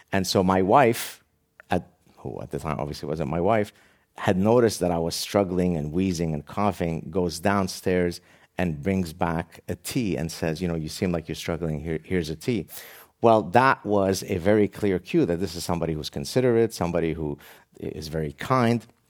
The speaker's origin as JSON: {"language": "English", "country": "Lebanon", "tie": "born or raised there", "moved": "yes", "said": "my very tragic childhood growing up in the Lebanese Civil War"}